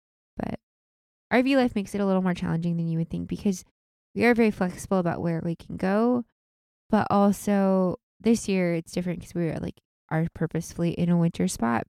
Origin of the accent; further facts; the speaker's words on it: Washington, United States; Well, that's what I grew up with because I grew up out in Washington